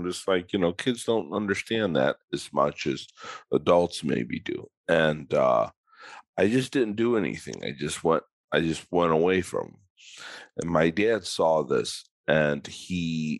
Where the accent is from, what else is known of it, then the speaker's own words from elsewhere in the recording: Chicago, Illinois, United States; I grew up in Chicago